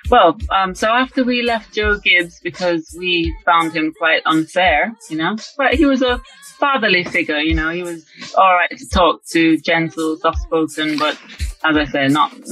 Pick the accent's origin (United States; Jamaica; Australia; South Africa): Jamaica; born or raised there; moved away as an adult; now in London, United Kingdom